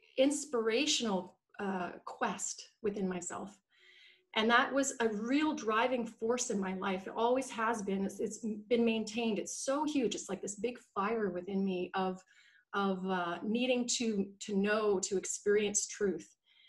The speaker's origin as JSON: {"language": "English", "country": "Canada", "tie": "born there", "lives_now": "Vancouver, Canada", "said": "So I was born in Canada. I currently live in Vancouver in beautiful British Columbia."}